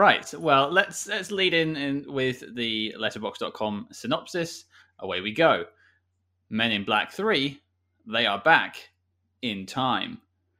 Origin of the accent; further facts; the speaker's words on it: United Kingdom; I was worried it was going to be just because I'm British, I love Johnny English.